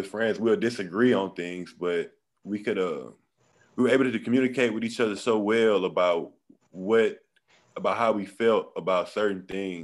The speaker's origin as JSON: {"language": "English", "town": "Beaumont", "region": "Texas", "country": "United States", "said": "I'm from Beaumont, Texas."}